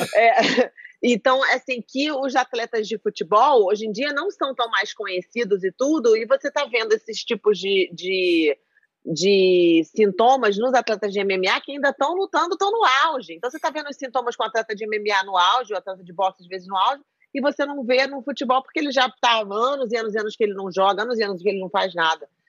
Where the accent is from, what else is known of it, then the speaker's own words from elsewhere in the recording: Brazil; No Brasil, eu cresci minha vida inteira no Brasil